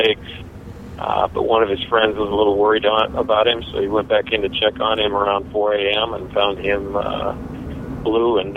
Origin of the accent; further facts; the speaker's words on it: Kalispell, Montana, United States; now in Gilbert, United States; I grew up in Kalispell